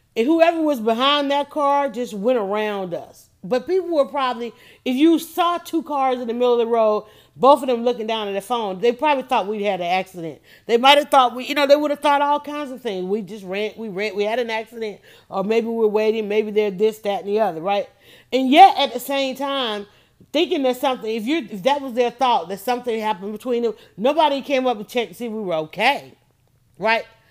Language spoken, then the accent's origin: English; Atlanta, Georgia, United States; I grew up in Fulton County